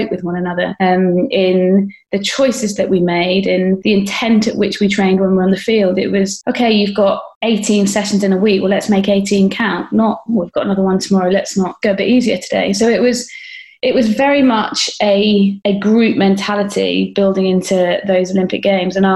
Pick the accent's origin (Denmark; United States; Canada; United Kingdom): United Kingdom; there was a real sense of pride as a British athlete that you know, we'd put this on.